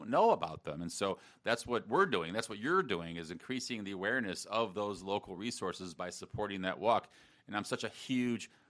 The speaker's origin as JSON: {"language": "English", "town": "South Bend", "region": "Indiana", "country": "United States", "tie": "born or raised there", "also_born_or_lived": "Michigan", "moved": "as an adult", "lives_now": "Gainesville, United States", "said": "I grew up in South Bend, Indiana."}